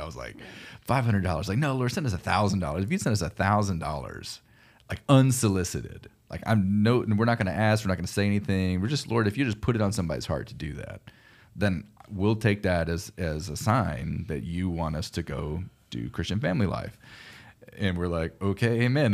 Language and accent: English; Houston, Texas, United States; moved away as an adult; also born or lived in Tulsa, Oklahoma; I grew up in Houston, Texas